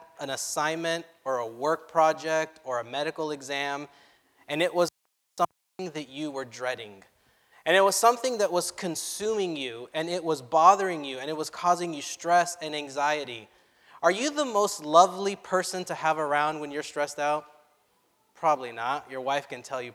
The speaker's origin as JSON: {"language": "English", "area": "Orange County", "region": "California", "country": "United States", "tie": "born or raised there", "said": "I was brought up in the Orange County churches, from the Anaheim Spanish Church to the Sunkist Church"}